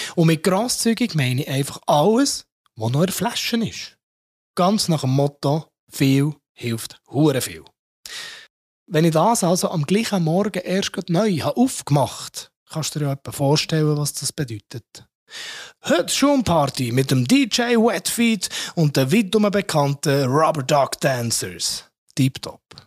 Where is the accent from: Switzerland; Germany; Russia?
Switzerland; bei uns in der Schweiz